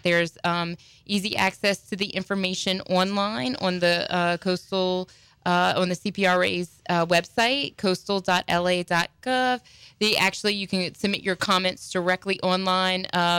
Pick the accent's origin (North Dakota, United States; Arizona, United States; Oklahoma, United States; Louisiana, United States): Louisiana, United States; Houma; I grew up in Houma.